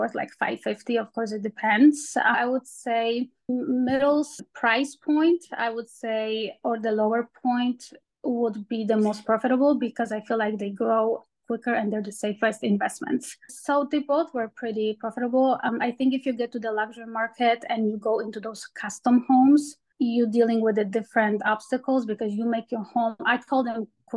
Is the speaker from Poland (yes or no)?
yes; Poland; now in United States; I'm from Poland originally